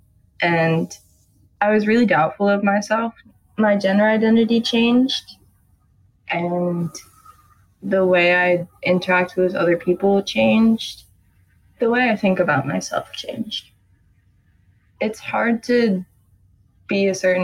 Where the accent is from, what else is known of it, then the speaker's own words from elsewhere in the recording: New York City, New York, United States; I'm 15 years old, and I'm from Brooklyn, New York